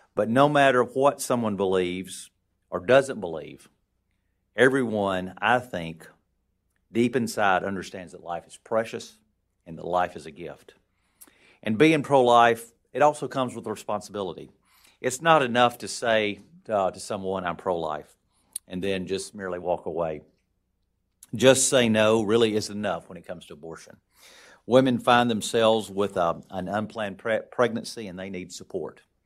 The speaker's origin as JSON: {"language": "English", "region": "Alabama", "country": "United States", "tie": "born or raised there", "moved": "as an adult", "lives_now": "Washington, D.C., United States", "said": "growing up, uh, in the small town that I grew up down in Alabama in the northwest part of the state in Haleval."}